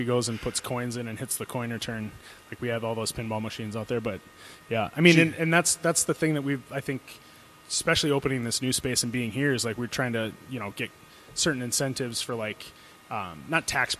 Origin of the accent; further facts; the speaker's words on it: Fargo, North Dakota, United States; also born or lived in Moorhead, Minnesota; All 31 years of my life I've lived here. Well, I guess technically I lived in Moorhead, which is just 5-minute drive across the river.